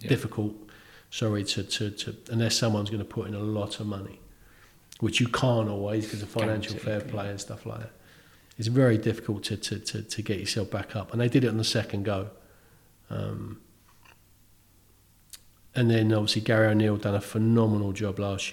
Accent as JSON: {"language": "English", "region": "London", "country": "United Kingdom", "tie": "born or raised there", "also_born_or_lived": "Bournemouth", "moved": "as an adult", "lives_now": "Bournemouth area, United Kingdom", "said": "I grew up in London, never thought I'd leave. And I can't imagine living anywhere else now."}